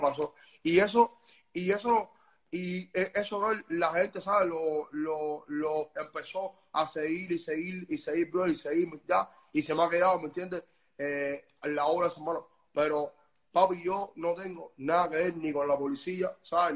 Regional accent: Cuba; yo nunca salí de Cuba, ¿sabes? Yo vivo en Cuba

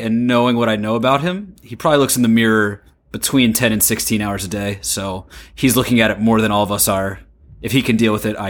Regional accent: United States; as an American

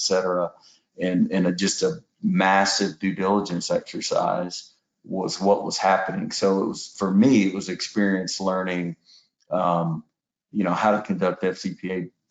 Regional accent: Houston, Texas, United States; I grew up in Houston for the most part, lived a little bit overseas because my dad was in the oil field as well

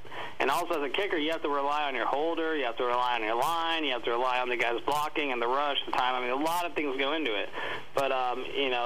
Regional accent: Texas, United States; I'm from Texas

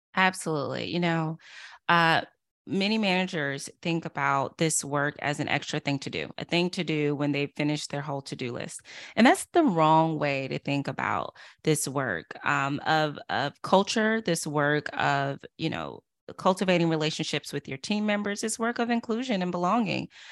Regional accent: Durham, North Carolina, United States; now in Washington, D.C., United States; I'm from Durham, North Carolina, originally

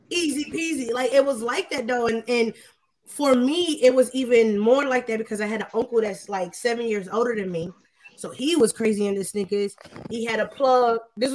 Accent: Ohio, United States; now in Atlanta, United States; So now when I see the people that I grew up with in Ohio going crazy, I'm like, all right, cool.

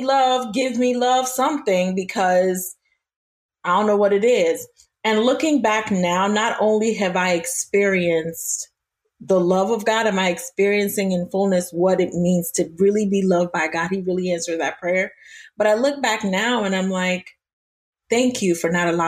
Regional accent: Nigeria; I'm Nigerian as well

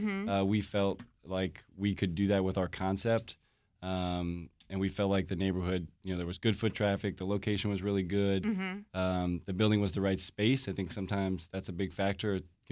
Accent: Washington, District of Columbia, United States; I grew up in Washington, D.C., a couple blocks

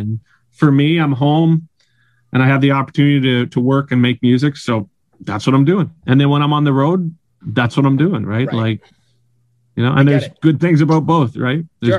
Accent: Surrey, British Columbia, Canada; now in Vancouver, Canada; was born and raised in Surrey, and I kind of, I think the thing is as well is for me, Vancouver is where I live.

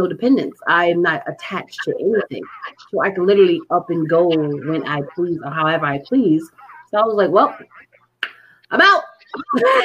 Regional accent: Connecticut, United States; I grew up in Connecticut

